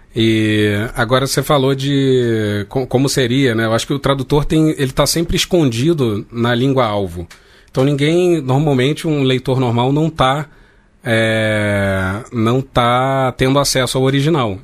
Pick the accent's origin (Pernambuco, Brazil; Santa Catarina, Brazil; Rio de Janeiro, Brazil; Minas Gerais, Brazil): Rio de Janeiro, Brazil; eu nasci de classe média, nasci no Rio de Janeiro, é, o português que eu falo uhum. é esse